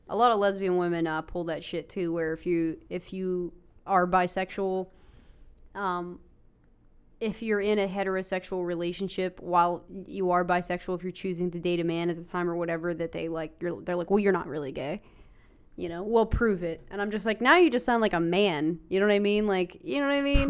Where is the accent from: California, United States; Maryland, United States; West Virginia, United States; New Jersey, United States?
West Virginia, United States; growing up in West Virginia, in our area